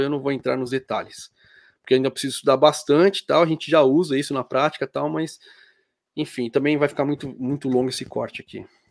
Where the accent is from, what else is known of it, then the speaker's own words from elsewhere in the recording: Brazil; moved away; also born or lived in Germany; eu sou brasileiro